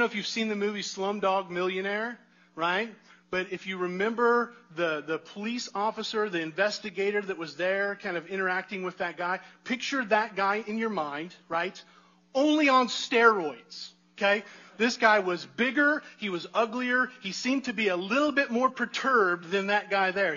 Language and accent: English; United States; I'm an American